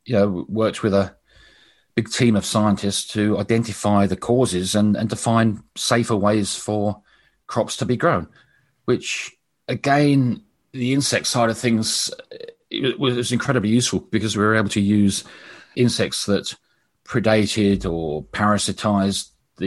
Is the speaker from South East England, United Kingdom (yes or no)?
yes; Brighton, South East England, United Kingdom; born there; But I was born in Sussex, in Brighton, and I had a fascination with insects right from my earliest age.